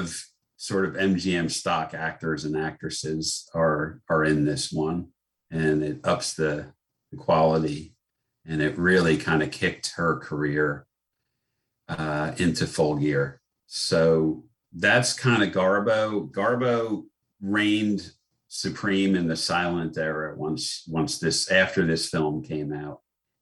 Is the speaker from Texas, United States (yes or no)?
no; New Jersey, United States; moved away; also born or lived in Ireland / Baltimore; Growing up in New Jersey